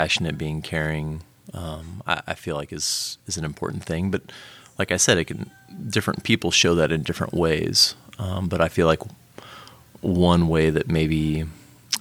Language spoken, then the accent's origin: English; Houston, Texas, United States; also born or lived in Lima, Peru; I'm originally from Houston, Texas